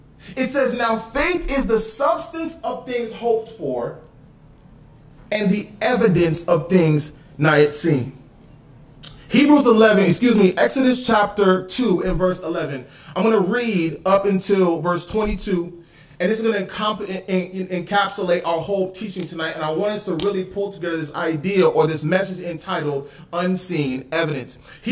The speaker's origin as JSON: {"language": "English", "region": "Florida", "country": "United States", "tie": "born or raised there", "said": "I have, kid you not, two people in this room right now that I grew up with in Florida, but they're here with me in California."}